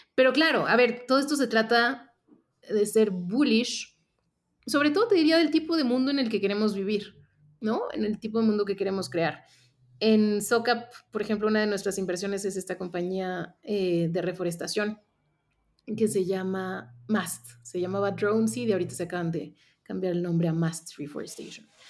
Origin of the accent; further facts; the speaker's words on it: Mexico; also born or lived in Mexico City; yo soy mexicana y yo estoy basada aquí en la Ciudad de México